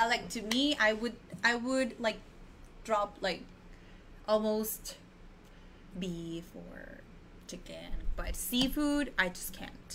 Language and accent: English; Tijuana, Baja California, Mexico; I am also from Tijuana.